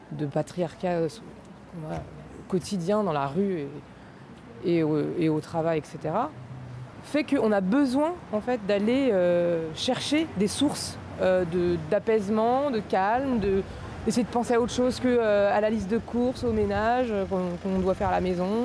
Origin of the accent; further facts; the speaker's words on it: Nantes, Pays de la Loire, France; moved away as an adult; now in Paris, France; je suis pas de, Paris à la base. Je, suis de, je suis de Nantes, enfin banlieue, dans un village, donc je suis née à la campagne. Et en fait, en arrivant à Paris il y a 10 ans